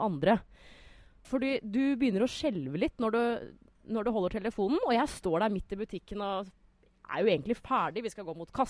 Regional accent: Norway; Men som nordmann så tenker man sånn Spania, samme det vel. Er det februar, så er det bra vær.

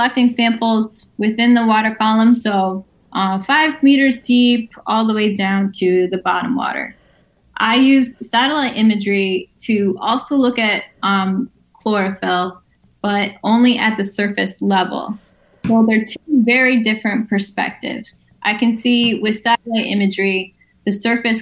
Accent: Guilderland, New York, United States; I had a great childhood in Gilderland

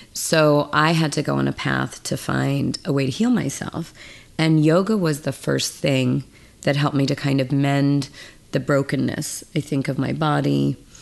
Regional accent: Mendocino, California, United States; Northern California. I grew up in Mendocino in a log cabin, no electricity, no running water

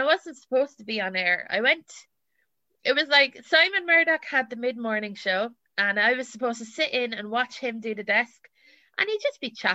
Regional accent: Ballymore, Leinster, Ireland; moved away as an adult; also born or lived in England; now in London, United Kingdom; I'm from Westmeath, and I'm very proud to be from the Midlands.

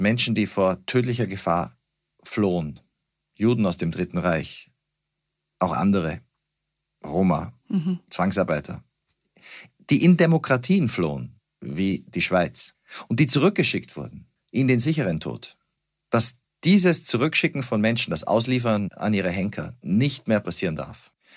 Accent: Salzburg, Austria; moved away as an adult; now in Berlin, Germany; ich bin Wahl-Berliner, geboren in Salzburg, aufgewachsen in Österreich

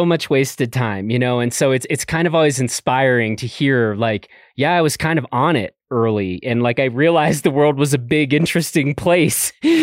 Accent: Chicago, Illinois, United States; I didn't grow up in the mountains. I grew up in Chicago.

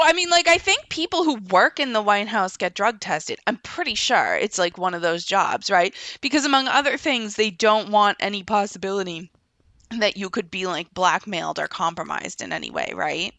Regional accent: United States; as an American

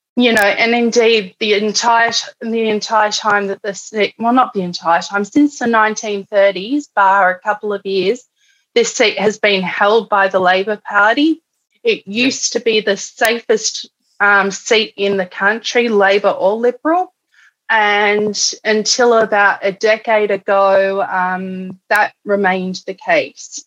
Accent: Canberra, Australian Capital Territory, Australia; also born or lived in Alice Springs, Australia; now in Melbourne, Australia; I was born in Canberra

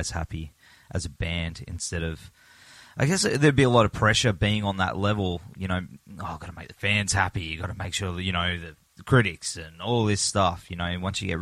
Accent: Gold Coast, Queensland, Australia; my hometown on the Gold Coast

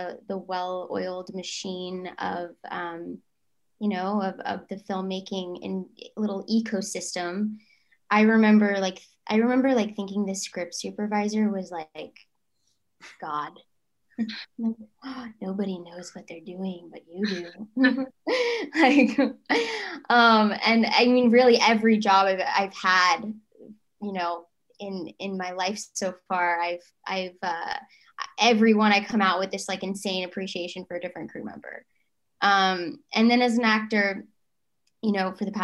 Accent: Fort Worth, Texas, United States; I still stayed at my school, and I'm from Fort Worth, Texas

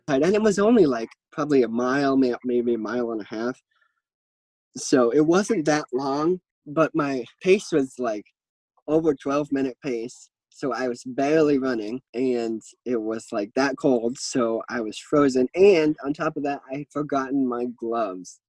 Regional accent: Maine, United States; I am from Maine

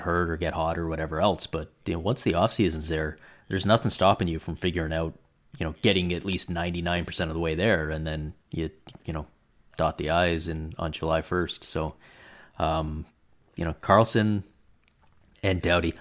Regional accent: Canada; as a Canadian

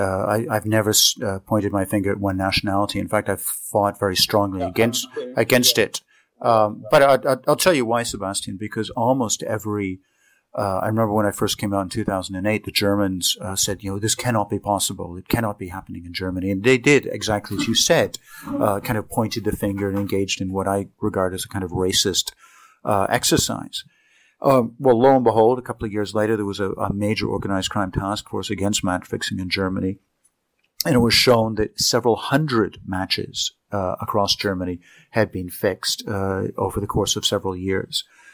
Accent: Canada; my compatriot as a Canadian, I'm deeply embarrassed by him

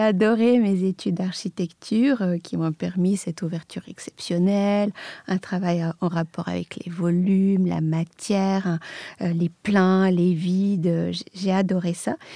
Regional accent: Belgrade, Serbia; moved away; je, suis née à Belgrade, euh, j'ai grandi en Serbie dans une famille d'artistes

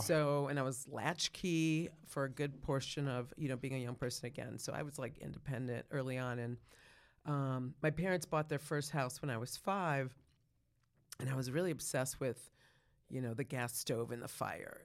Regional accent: Rochester, New York, United States; also born or lived in Hartford, Connecticut; We moved to Rochester, New York. That's where I grew up

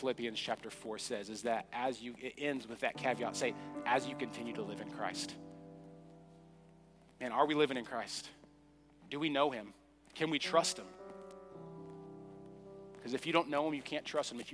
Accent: Oklahoma, United States; I grew up in Sepulveda, Oklahoma.

